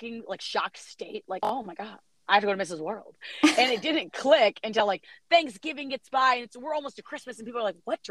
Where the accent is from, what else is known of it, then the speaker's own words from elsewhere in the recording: East Lansing, Michigan, United States; We're originally from East Lansing, and it's like a big part of our family